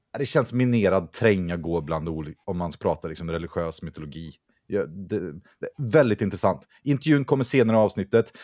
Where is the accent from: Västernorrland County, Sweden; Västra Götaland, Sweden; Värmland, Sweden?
Västra Götaland, Sweden; Vänersborg; jag kommer från Vänersborg